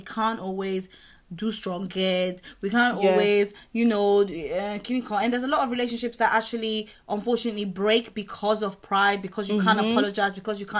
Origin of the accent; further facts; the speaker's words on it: Italy; also born or lived in Nigeria / England; now in London, United Kingdom; me growing up in Italy as well as being Nigerian, having the mix of two